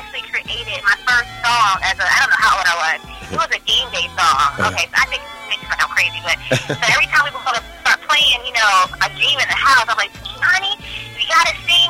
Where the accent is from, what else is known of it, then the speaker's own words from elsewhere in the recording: Baltimore, Maryland, United States; moved away as an adult; I'm from the Maryland area. I was born in Baltimore, Maryland